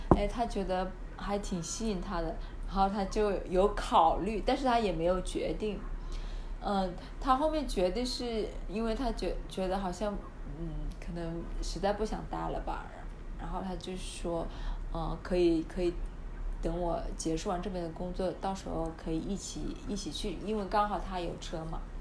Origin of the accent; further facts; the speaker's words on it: Hunan, China; accent: Hunan accent; also born or lived in Shenzhen; now in Australia; 因为我是湖南的